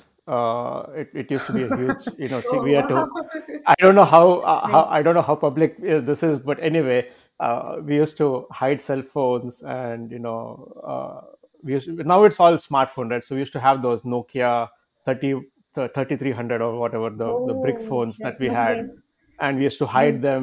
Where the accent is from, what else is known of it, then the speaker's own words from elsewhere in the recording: Bangalore, Karnataka, India; moved away as an adult; also born or lived in Amritapuri, Kerala; I am basically from Bangalore, from Karnataka